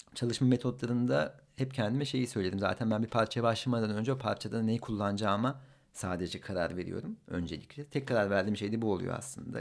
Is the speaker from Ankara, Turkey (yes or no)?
yes; Ankara, Turkey; Ankaralıyım ben